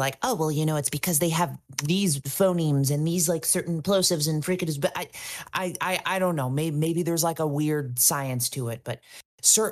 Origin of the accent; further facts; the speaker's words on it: United States; I am a stupid American